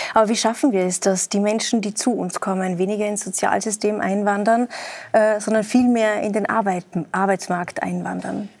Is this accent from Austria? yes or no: yes; Austria; Bei uns in Österreich